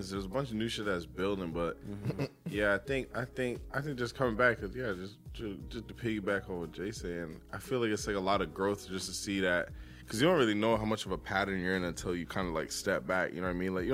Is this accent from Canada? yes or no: no; Jamaica; I'm Jamaican.